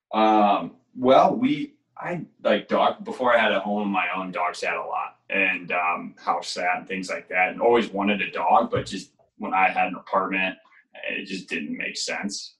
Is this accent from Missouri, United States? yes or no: yes; St. Louis, Missouri, United States; growing up in St. Louis